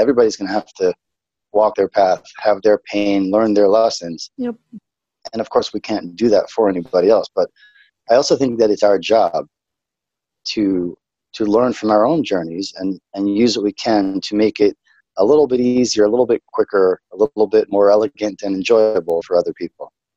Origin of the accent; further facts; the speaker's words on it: New York City, New York, United States; moved away as an adult; now in Israel; I'm originally from New York, a little city on the East Coast, United States, called Brooklyn, New York